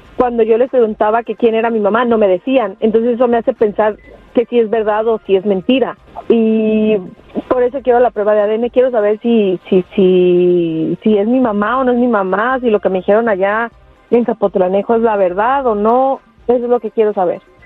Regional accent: Zapotlanejo, Jalisco, Mexico; moved away; mi pueblo, a Zapotolanejo, Jalisco

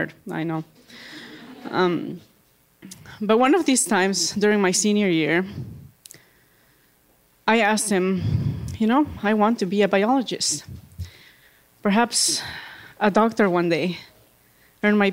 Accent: Bolivia; moved away as an adult; now in United States; I grew up in Bolivia.

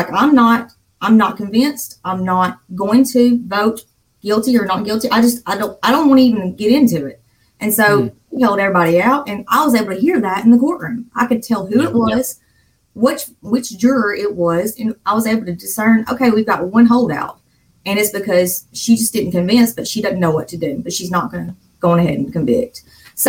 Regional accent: Sullivan, Alabama, United States; accent: Southern; I'm from the South. I'm from Alabama, from a tiny little town called Sullivan

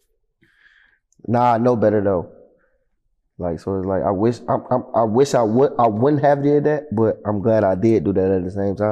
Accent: East Cleveland, Ohio, United States; I'm coming from Cleveland for real. Like I'm a real Cleveland nigga.

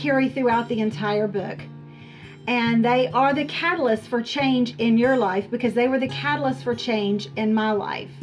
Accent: Charlotte, North Carolina, United States; My husband and I both were born and raised in the Charlotte area

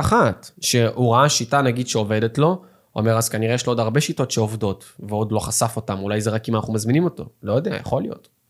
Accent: Petah Tikva, Central District, Israel; also born or lived in Russia (born, emigrated at age 5); באיזה שכונה גדלתי, בפג'ה בפתח תקווה

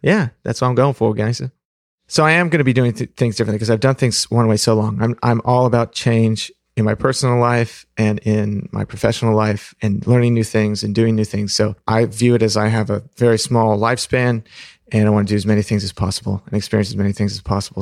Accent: Pacific Northwest, United States; also born or lived in Fremont, California; I was born in Fremont, but when I was three, we moved up to the Pacific Northwest

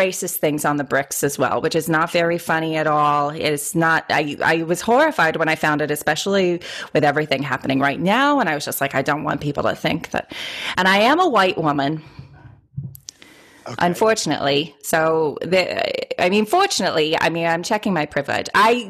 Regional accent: Boston, Massachusetts, United States; I should also say I'm also from Boston

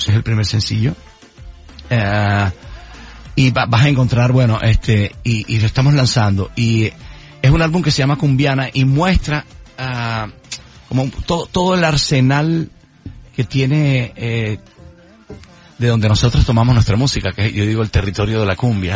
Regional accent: Santa Marta, Magdalena, Colombia; moved away; volver a mi casa, volver a mi tierra

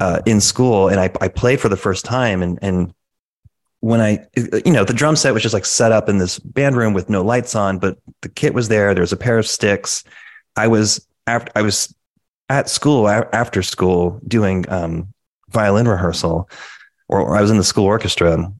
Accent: Connecticut, United States; both originally from Connecticut. We grew up there

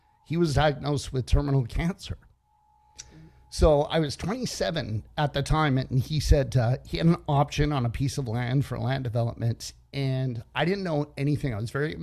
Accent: Toronto, Ontario, Canada; moved away; also born or lived in Dominican Republic / Florida; I was born and raised in Toronto, Canada.

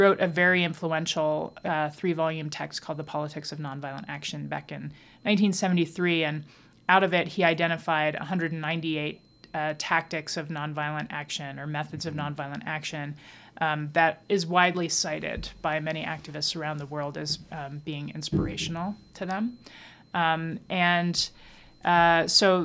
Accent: Dayton, Ohio, United States; also born or lived in Santa Fe, New Mexico; I grew up in two places, Dayton, Ohio, and Santa Fe, New Mexico

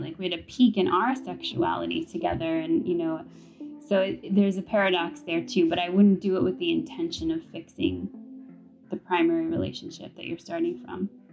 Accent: New York City, New York, United States; growing up in New York City

